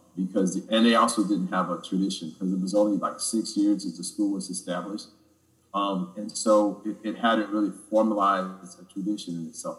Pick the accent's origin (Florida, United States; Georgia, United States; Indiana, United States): Indiana, United States; Gary; I'm from Gary, Indiana.